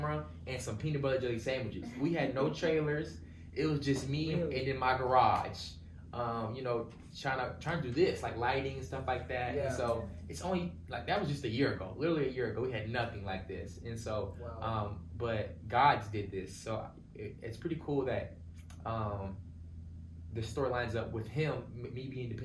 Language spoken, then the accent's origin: English; Virginia Beach, Virginia, United States; moved away as an adult; also born or lived in Pennsylvania; now in Tulsa, United States; we grew up on the East Coast, Virginia Beach area, East Coast